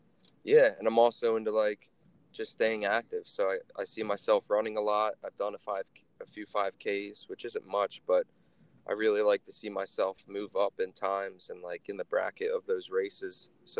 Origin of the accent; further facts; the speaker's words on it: Levittown, Pennsylvania, United States; I'm from fucking Levittown.